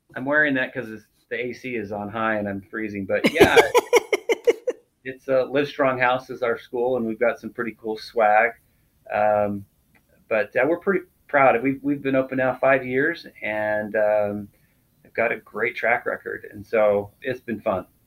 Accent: South Salt Lake, Utah, United States; I grew up in, in Utah, right in the Salt Lake, uh, South Salt Lake area

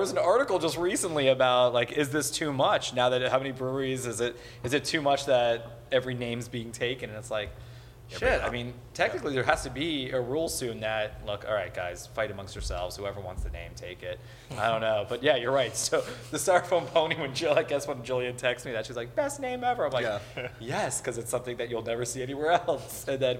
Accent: Miami Beach, Florida, United States; So I'm Jewish from Miami Beach.

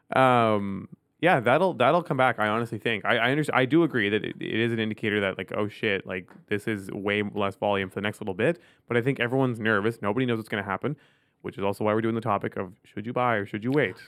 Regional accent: Ottawa, Ontario, Canada; I grew up in Ottawa

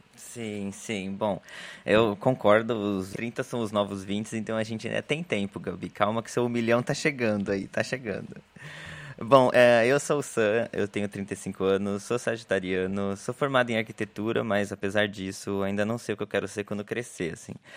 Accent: Brazil; moved away as an adult; also born or lived in Italy / Ireland; now in Paris, France; saí do Brasil, o marido, cachorro, mala e cuia

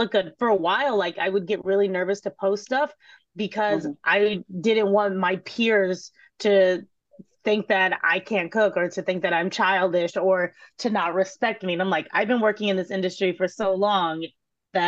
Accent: Texas, United States; I'm from Texas

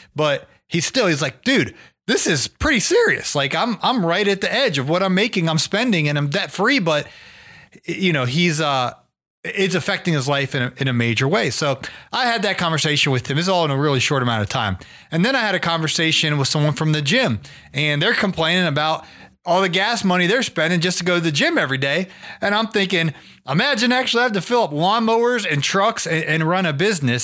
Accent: Ohio, United States; moved away; I'm from Ohio

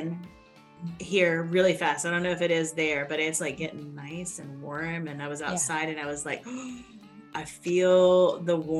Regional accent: Texas, United States; I was born in Texas

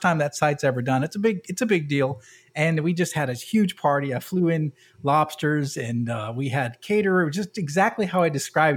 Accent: New England, United States; moved away; I'm from New England

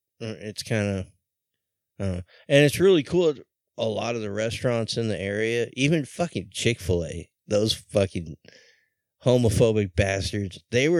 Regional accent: San Clemente, California, United States; moved away as an adult; now in Laguna Niguel, United States; I'm originally from San Clemente. I moved to Laguna Niguel

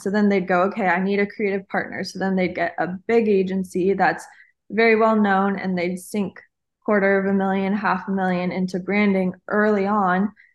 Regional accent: Hawaii, United States; I'm actually Hawaiian

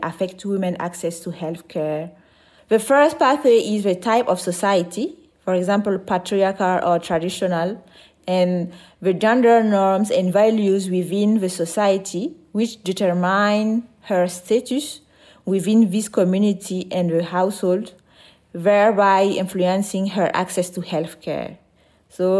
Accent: Burkina Faso; I'm from Burkina Faso

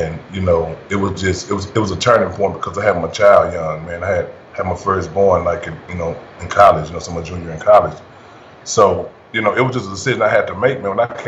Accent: Dallas, Texas, United States; I'm from East Dallas, Texas, man. You know, in Dallas, Texas, man, the east side of Dallas

